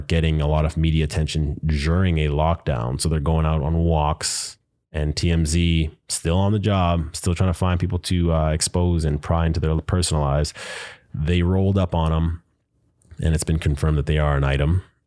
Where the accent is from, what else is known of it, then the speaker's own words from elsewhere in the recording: Winnipeg, Manitoba, Canada; I am from Manitoba, Winnipeg to be specific